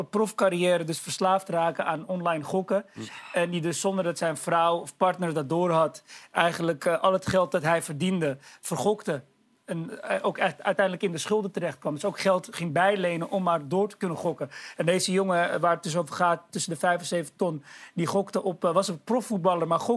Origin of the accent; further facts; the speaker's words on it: Amsterdam, North Holland, Netherlands; Ik ben opgegroeid in Amsterdam-Oost, hier heel dichtbij.